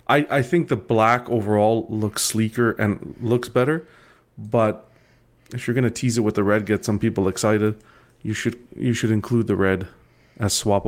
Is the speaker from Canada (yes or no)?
yes; Canada; maybe it's just because I'm Canadian.